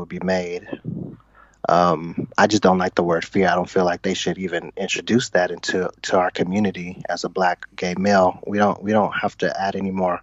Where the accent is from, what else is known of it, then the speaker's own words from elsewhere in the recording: Bay Area, Northern California, United States; I'm from Northern California, the Bay Area